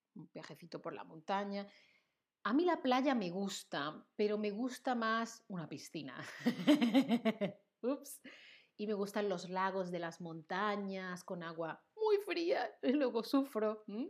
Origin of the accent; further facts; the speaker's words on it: Seville, Andalusia, Spain; first language Spanish; now in Germany; Yo soy de Sevilla, en el sur de España